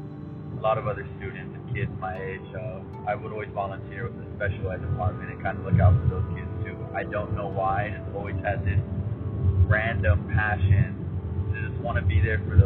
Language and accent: English; Lawndale, Manhattan Beach, California, United States; I moved from Lawndale to Manhattan Beach later that year